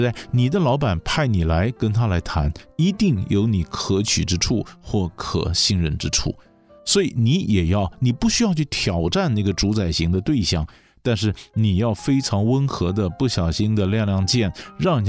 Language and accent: Chinese; China; 我们我们中国人的观念，你还是叫他部长啊。